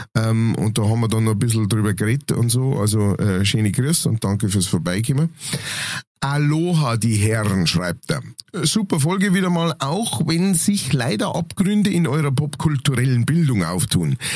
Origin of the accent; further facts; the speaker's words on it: Lower Bavaria, Germany; ich als Niederbayer